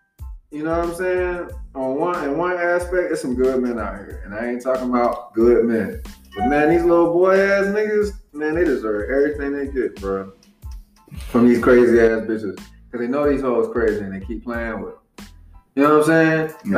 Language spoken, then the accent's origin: English; the South, United States; Like, growing up in the South, man, there was a shitload of girls that was molested, abused, all kinds of shit, man.